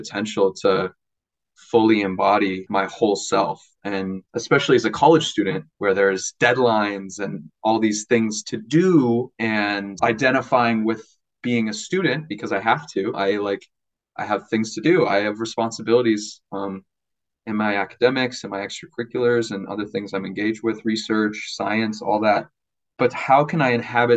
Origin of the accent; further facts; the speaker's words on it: Minnesota, United States; moved away as an adult; now in Madison, United States; I'm from Minnesota